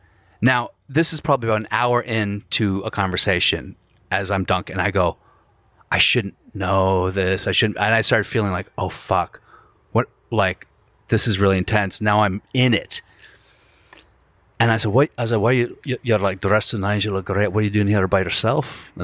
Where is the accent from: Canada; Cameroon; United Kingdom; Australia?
United Kingdom; Glasgow, Scotland; She goes, oh, where are you from? I said, oh, I'm from Glasgow.